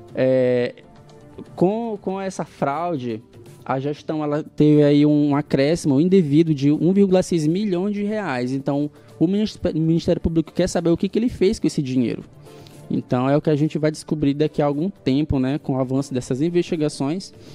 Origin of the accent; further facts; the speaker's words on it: Guimarães, Maranhão, Brazil; now in São Luís, Brazil; o município de Guimarães, a minha terra natal